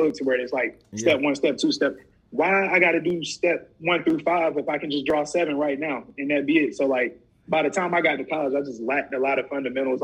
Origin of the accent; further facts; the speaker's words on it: Rock Hill, South Carolina, United States; I grew up in Rock Hill